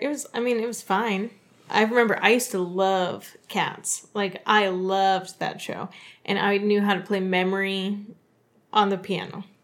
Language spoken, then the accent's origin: English; Dayton, Ohio, United States; my hometown, Dayton, Ohio